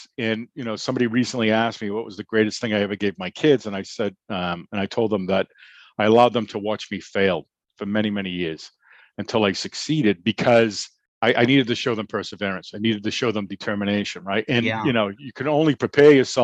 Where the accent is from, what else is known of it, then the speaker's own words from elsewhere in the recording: the North, United States; we come from the North